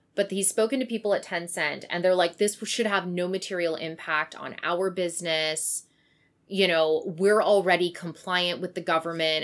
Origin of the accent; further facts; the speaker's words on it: Kamloops, British Columbia, Canada; moved away; the one in Kamloops, so in my hometown